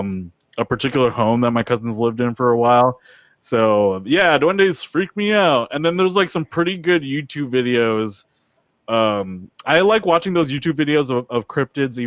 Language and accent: English; United States; American born Filipino like me